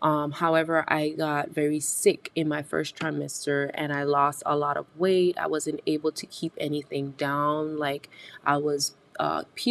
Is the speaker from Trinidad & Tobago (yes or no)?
no; British Virgin Islands; moved away; I'm originally from the British Virgin Islands, and in our Caribbean culture as a whole